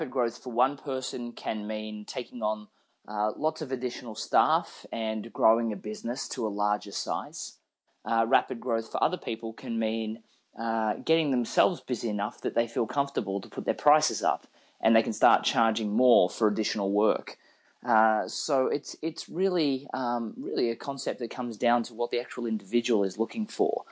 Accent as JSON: {"language": "English", "country": "Australia", "moved": "as an adult", "lives_now": "Austin, United States", "said": "I'm actually originally from Australia. I've only lived in Austin for the last few years."}